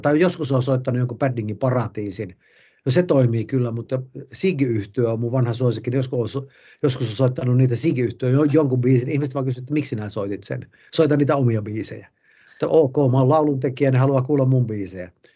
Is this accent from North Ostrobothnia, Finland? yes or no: yes; Haukipudas, North Ostrobothnia, Finland; moved away; also born or lived in Helsinki; en edes muuttanut Ouluun, vaan tänne ihan Haukiputtaalle ja Martiniemen seudulle, mistä on kotoisin